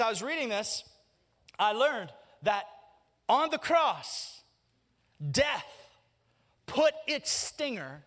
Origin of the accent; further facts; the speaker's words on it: Birmingham, Alabama, United States; I grew up in Birmingham